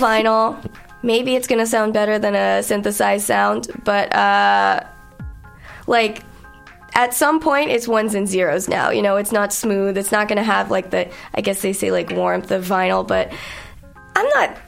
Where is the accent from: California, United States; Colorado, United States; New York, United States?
New York, United States; moved away as an adult; now in Montreal, Canada; I'm from New York